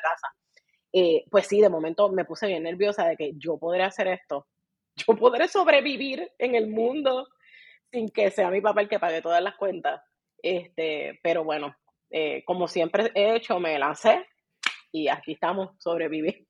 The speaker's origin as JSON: {"language": "Spanish", "country": "Puerto Rico", "accent": "boricua", "said": "soy bien boricua, así que hablo bien boricua."}